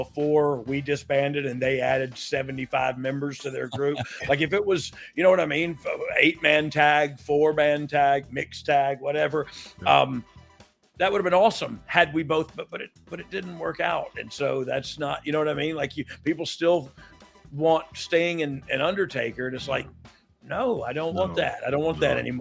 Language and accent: English; Georgia, United States; moved away as an adult; now in Alabama, United States; I'm from Georgia, but I live right near Alabama